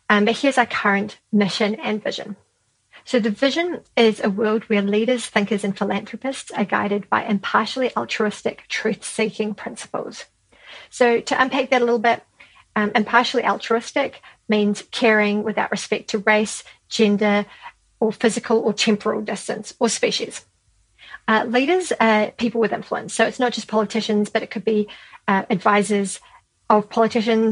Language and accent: English; Christchurch, Canterbury, New Zealand; So down here in New Zealand, I run a small effective altruism group in my hometown of Christchurch